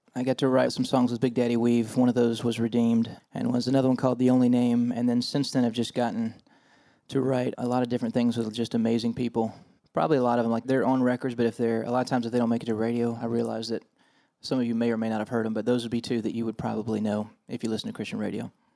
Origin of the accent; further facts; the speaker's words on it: Nashville, Tennessee, United States; moved away as an adult; born and raised in Nashville